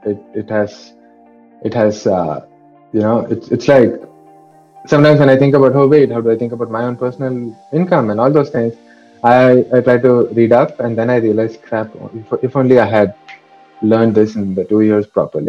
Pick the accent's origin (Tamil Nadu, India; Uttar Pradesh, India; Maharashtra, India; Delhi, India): Tamil Nadu, India; moved away as an adult; I was coming from Tamil Nadu